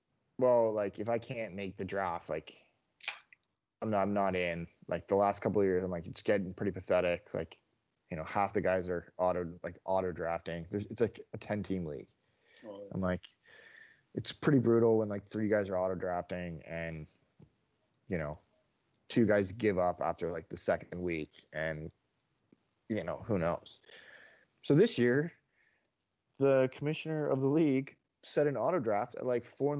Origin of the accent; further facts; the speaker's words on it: just outside Toronto, Ontario, Canada; I grew up just outside Toronto